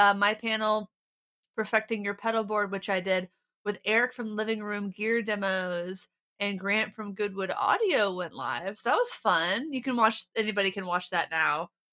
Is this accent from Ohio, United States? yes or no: yes; Ohio, United States; I'm from Ohio, but I'm, I'm pr-, I'm proud of that Appalachian heritage